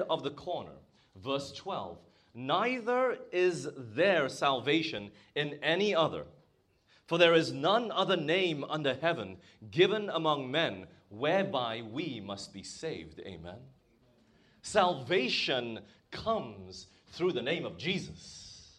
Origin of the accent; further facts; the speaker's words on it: Malaysia; moved away; I grew up in Malaysia